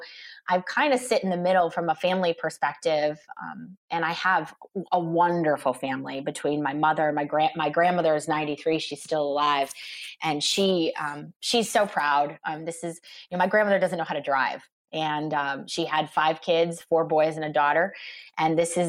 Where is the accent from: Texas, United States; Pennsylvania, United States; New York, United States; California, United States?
Pennsylvania, United States; Scranton; moved away as an adult; now in Oakmont, United States; I born and raised in Scranton, Pennsylvania. So I grew up in Scranton, and I left when I was 18 to go to Pitt.